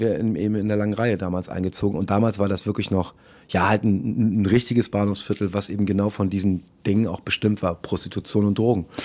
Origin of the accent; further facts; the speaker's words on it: St. Georg, Hamburg, Germany; also born or lived in Munich; St. Georg war damals ein, wirklich ein fast reines Ausländerviertel, da haben kaum deutsche Kids gewohnt